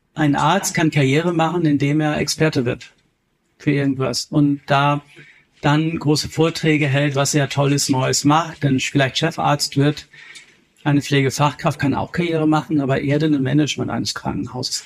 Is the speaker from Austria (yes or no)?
no; Kiel, Schleswig-Holstein, Germany; also born or lived in Berlin; now in Bavaria, Germany; Ich komme ja ursprünglich aus Kiel